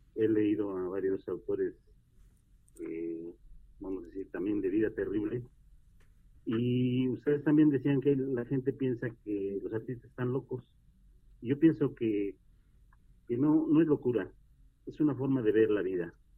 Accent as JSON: {"language": "Spanish", "town": "Orizaba", "region": "Veracruz", "country": "Mexico", "tie": "born or raised there", "said": "soy oriundo de Orizaba, Veracruz"}